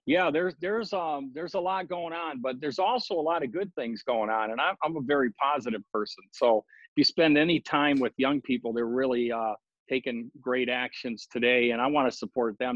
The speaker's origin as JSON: {"language": "English", "town": "Detroit", "region": "Michigan", "country": "United States", "tie": "born or raised there", "also_born_or_lived": "Laguna Beach, California / Maui, Hawaii", "moved": "yes", "lives_now": "Oahu, United States", "said": "I came here uh, from Detroit, where I was born"}